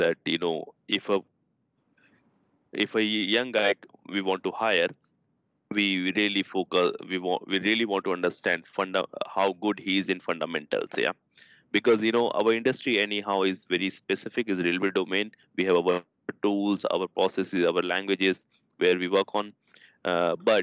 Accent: India; moved away as an adult; now in Sweden; I come from India, my background, my education, because there the education system is a bit different

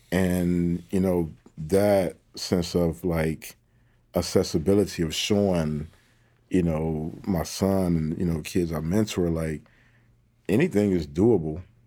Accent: Detroit, Michigan, United States; I come from, you know, the east side of Detroit. You know, I'm super proud of my hometown

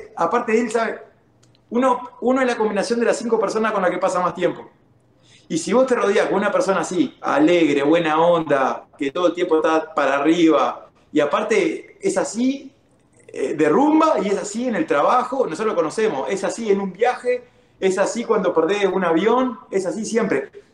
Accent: Uruguay; moved away as an adult; also born or lived in Kansas City / California; now in United States; Yo vengo de Uruguay

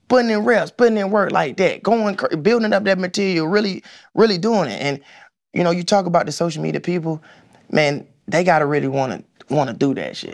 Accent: Atlanta, Georgia, United States; growing up on the East Side, man, Boulder Crest, Gresham, I played at Gresham Park

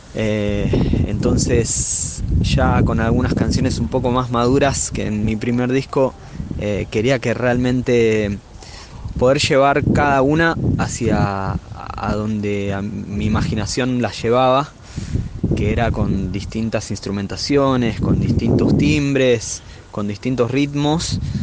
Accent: Buenos Aires, Argentina; soy músico de Buenos Aires, vivo en La Boca

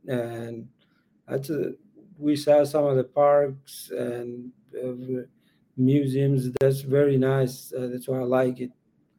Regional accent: Afghanistan; moved away as an adult; now in San Antonio, United States; This is more comfortable than Afghanistan.

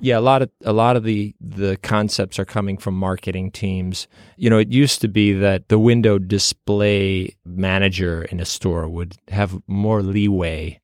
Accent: outside of Chicago, Illinois, United States; I was performing in a local theater group where I grew up outside of Chicago.

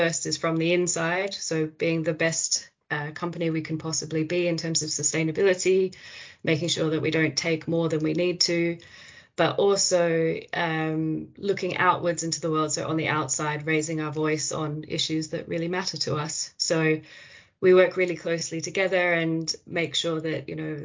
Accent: Australia; moved away; Australia, which is where I'm from

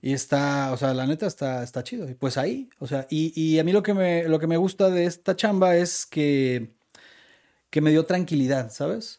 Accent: Guadalajara, Jalisco, Mexico; soy tapatío

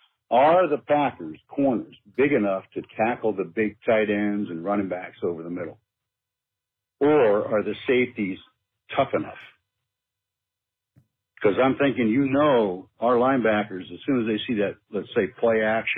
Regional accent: Germany; I'm the guy from Germany

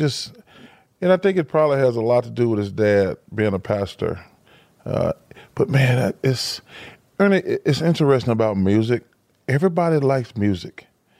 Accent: Alabama, United States; growing up in Alabama, we don't have pro sports. So Atlanta's the closest city.

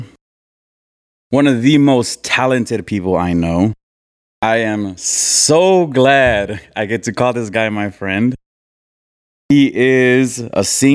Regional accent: San Diego, California, United States; I was born and raised in San Diego

